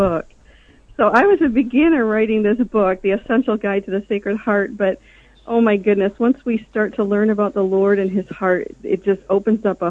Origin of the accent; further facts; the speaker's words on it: Syracuse, New York, United States; my hometown of Syracuse, New York